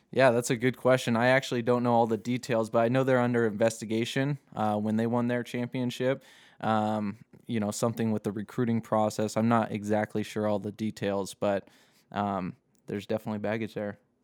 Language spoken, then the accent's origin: English; Seattle, Washington, United States; also born or lived in Las Vegas; now in Boise, United States; I grew up in Seattle